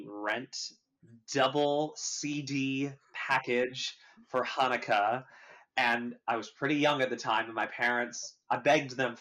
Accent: Vancouver, British Columbia, Canada; moved away as an adult; also born or lived in New York; I grew up in Vancouver, Canada

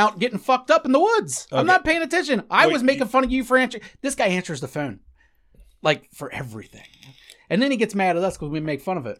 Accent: Cincinnati, Ohio, United States; We're from Cincinnati.

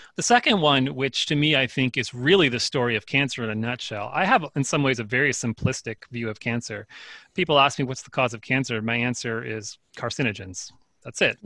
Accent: Northeast New Jersey, United States; I grew up in New, North New Jersey, Northeast New Jersey. I mean, pretty much outside of New York City within the suburban sprawl of that.

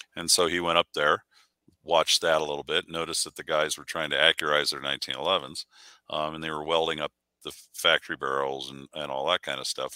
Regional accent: Burbank, California, United States; moved away; I grew up shooting in the Southwest Pistol League down in um, Southern California area because that's where we're from originally, Burbank

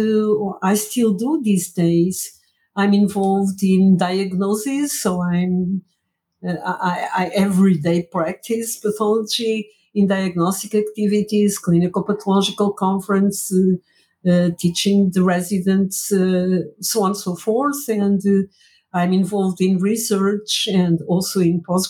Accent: Angola; moved away as an adult; also born or lived in Porto, Portugal; now in Portugal; I was born in Angola.

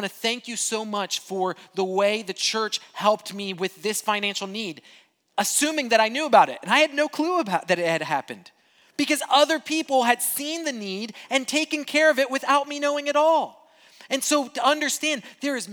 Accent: Brazil; moved away; I grew up in Brazil

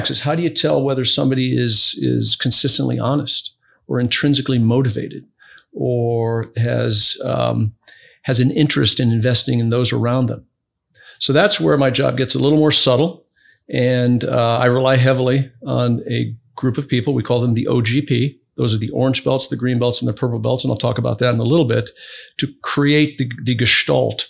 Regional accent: Brazil; now in United States; I grew up in Brazil

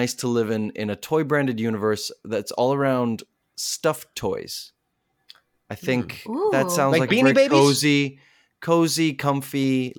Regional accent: South Africa; There are movies about Nelson Mandela, and I'm from South Africa, so I'm born there, and so it's close to my heart.

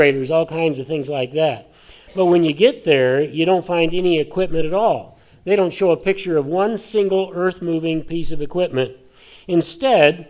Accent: Colorado, United States; I grew up in Colorado

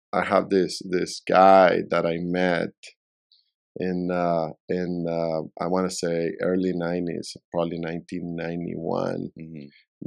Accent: Puerto La Cruz, Anzoátegui, Venezuela; moved away as an adult; also born or lived in Caracas, Venezuela; now in Miami, United States; Caracas, and then I grew up in another city called Puerto La Cruz, which is by the coast.

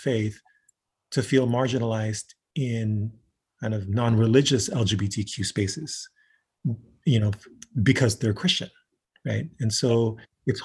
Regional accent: Philippines; also born or lived in San Jose, California, United States; now in Seattle, United States; I was born and raised in the Philippines

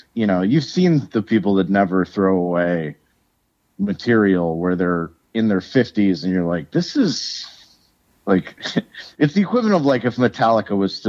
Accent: Lafayette, United States; now in Minneapolis, United States; And then I grew up in Lafayette.

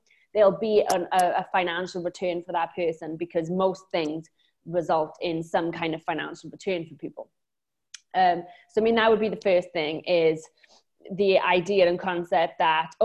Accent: Wales, United Kingdom; accent: Welsh; now in Lanzarote, Spain; I'm originally from Wales, hence the accent, but I live on a tiny island just off of Africa in the Canary Islands called Lanzarote

